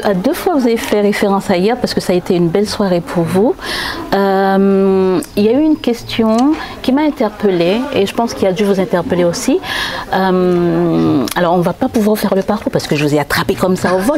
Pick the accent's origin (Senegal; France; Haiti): Haiti; en tant qu'haïtien